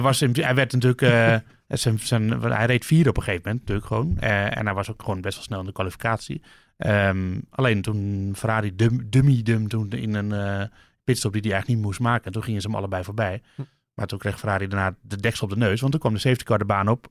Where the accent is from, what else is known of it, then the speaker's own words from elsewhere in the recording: Netherlands; wij, wij komen uit het land van Verstappen.